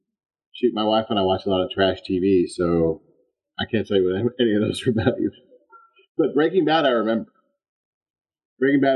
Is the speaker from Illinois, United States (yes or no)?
yes; Chicago, Illinois, United States; I was born in Chicago